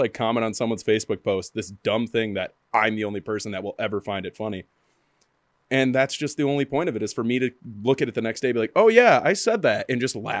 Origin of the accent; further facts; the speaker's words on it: Milford, Michigan, United States; I just moved like 2.5 hours away from where I grew up. And I'm like, oh, I'm from like this small town, Milford. And they're like, what? I'm near Detroit.